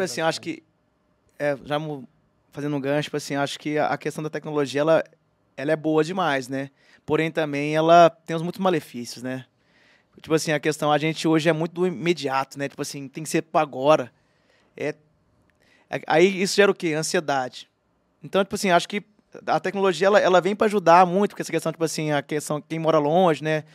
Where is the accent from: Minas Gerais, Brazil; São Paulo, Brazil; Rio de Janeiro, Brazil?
Minas Gerais, Brazil; Uberlândia; eu nasci em Uberlândia, eu sou do Cerrado